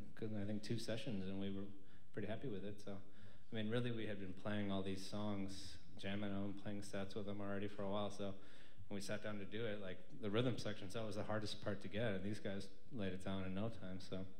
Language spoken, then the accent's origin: English; Sheboygan, Wisconsin, United States; moved away as an adult; now in Milwaukee, United States; when I moved down to Milwaukee, because Aaron and I grew up in Sheboygan, so I moved down to Milwaukee at my early 20s